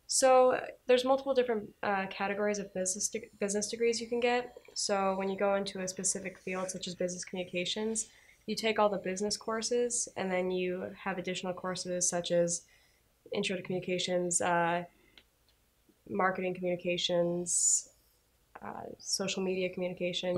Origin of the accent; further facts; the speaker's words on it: Minnetonka, Minnesota, United States; I'm from Minnetonka, Minnesota.